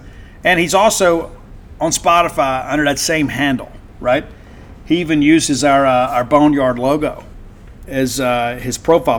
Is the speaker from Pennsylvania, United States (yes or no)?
no; South Mississippi, United States; It reminds me of growing up in South Mississippi.